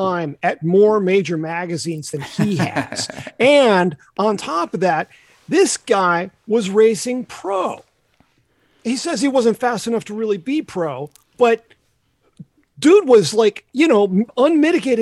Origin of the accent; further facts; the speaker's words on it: the South, United States; I was born and raised in the South